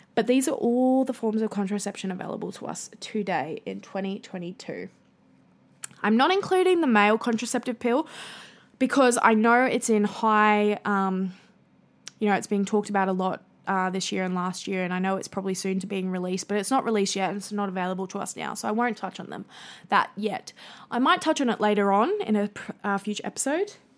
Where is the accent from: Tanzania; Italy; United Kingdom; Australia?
Australia; accent: bogan Australian; my bogan Australian accent